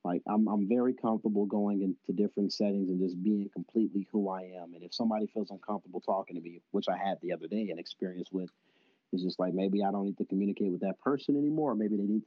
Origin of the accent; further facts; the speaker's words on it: Lithonia, Georgia, United States; accent: Southern; moved away as an adult; also born or lived in Decatur, Georgia; I'm originally from Atlanta, Georgia, but if you're from the area, I was born in Decatur and raised in Lithonia